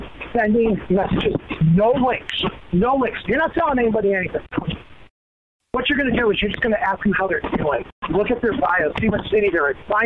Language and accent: English; Canada; I'm from Canada.